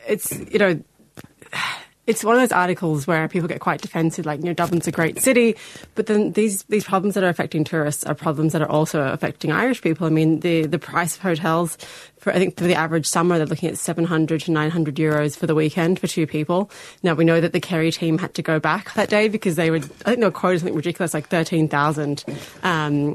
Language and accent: English; Sydney, New South Wales, Australia; now in Ireland; I'm from Sydney, big city, and there's always places to go at night